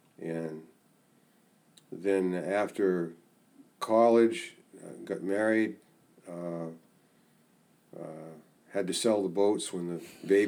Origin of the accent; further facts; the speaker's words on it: Saco, Maine, United States; also born or lived in Boston; now in Rangeley, United States; I was raised in Saco.